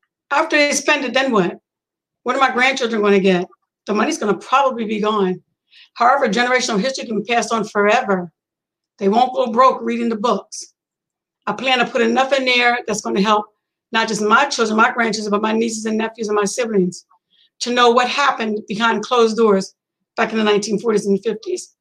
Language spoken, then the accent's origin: English; York, Pennsylvania, United States; I was born in Pennsylvania in a small town back then called York, Pennsylvania